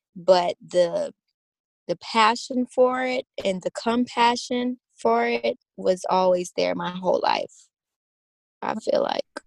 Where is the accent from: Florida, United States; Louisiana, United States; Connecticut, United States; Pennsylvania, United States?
Louisiana, United States; Baton Rouge; I was born on September 25th, 1996, in Baton Rouge, Louisiana